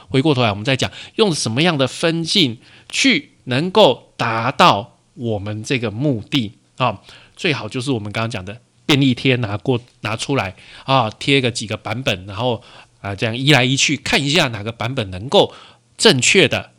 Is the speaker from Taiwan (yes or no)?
yes; Taiwan; 我们台湾的习惯看直条图啦